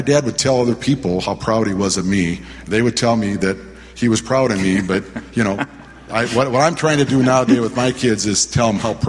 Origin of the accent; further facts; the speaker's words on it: Waterloo, Iowa, United States; now in Minneapolis, United States; And in 1955, we moved to Minneapolis from Waterloo, Iowa. And my dad had the courage to take take his family to a new place and a new life.